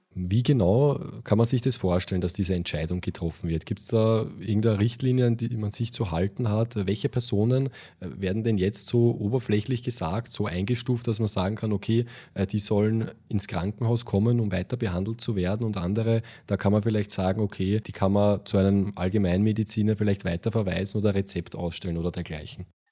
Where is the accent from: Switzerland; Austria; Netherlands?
Austria; wir in Österreich